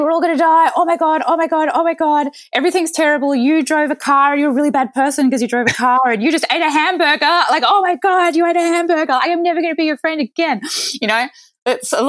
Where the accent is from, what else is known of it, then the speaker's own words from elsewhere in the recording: Mornington Peninsula, Victoria, Australia; also born or lived in Chicago; I was born in Chicago, but I moved to Australia to Australian parents as a baby. So I'm a dual American-Australian citizen. But I grew up in a lovely part of Australia called the Mornington Peninsula